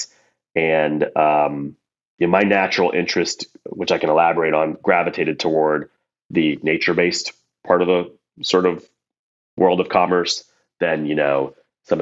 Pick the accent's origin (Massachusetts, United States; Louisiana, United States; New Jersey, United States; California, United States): New Jersey, United States; also born or lived in New York area; I was raised here in the States between mostly New Jersey, but, you know, in and around the New York area